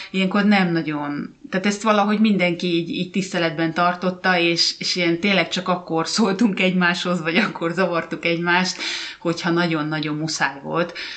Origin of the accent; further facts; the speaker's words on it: Hungary; moved away as an adult; now in Finland; én meg magyar vagyok